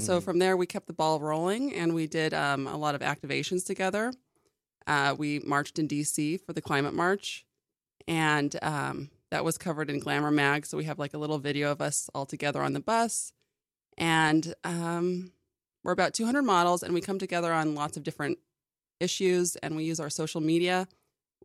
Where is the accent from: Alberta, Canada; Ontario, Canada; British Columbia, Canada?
British Columbia, Canada; Vancouver; moved away; also born or lived in Newport Beach, California / Europe / New York City; I moved to Vancouver, Canada. And that's mostly where I grew up.